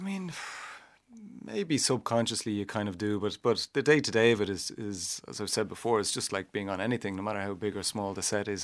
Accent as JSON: {"language": "English", "country": "Ireland", "said": "I was Irish"}